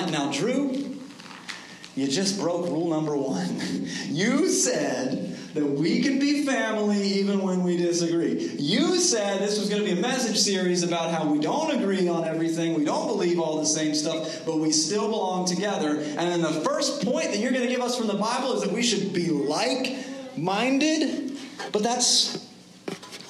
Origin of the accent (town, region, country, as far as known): United States